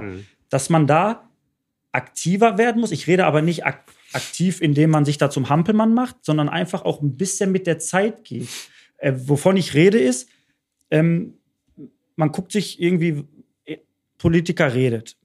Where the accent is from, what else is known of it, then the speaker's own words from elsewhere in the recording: Bottrop, North Rhine-Westphalia, Germany; Ich bin in Bottrop groß geworden